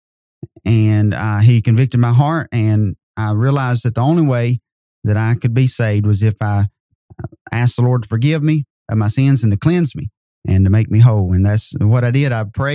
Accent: North Wilkesboro, North Carolina, United States; also born or lived in Kentucky; now in Madisonville, United States; I grew up in North Carolina. In North Wilkesboro, North Carolina. I was born there.

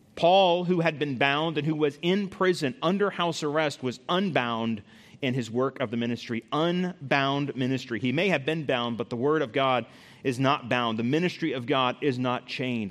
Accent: United States

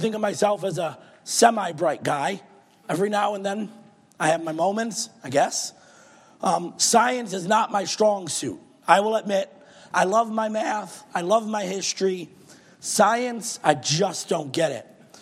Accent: Michigan, United States; moved away; Growing up in Michigan

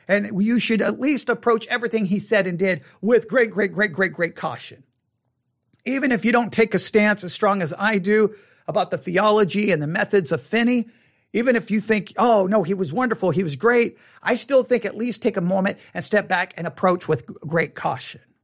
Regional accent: West Texas, United States; I grew up in West Texas in the '80s

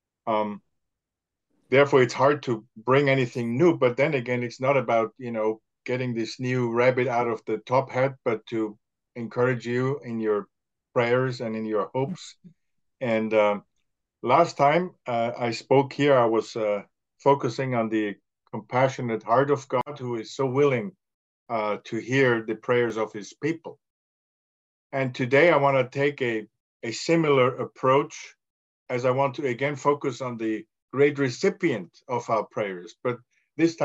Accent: Austria; English is a second language; now in United States; I'm from Austria, but I live in the United States

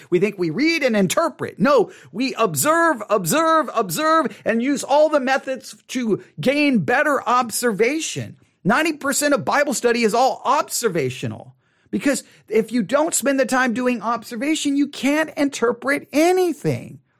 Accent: United States; as American Christians

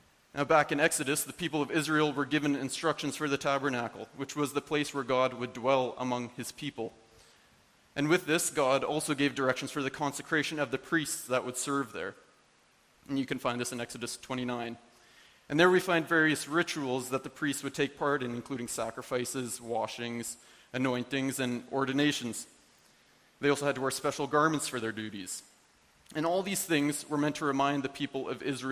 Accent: Canada; I was born in Canada

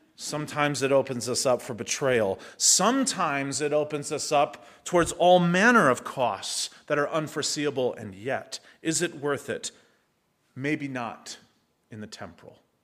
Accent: United States; first language English; I speak one because I'm American

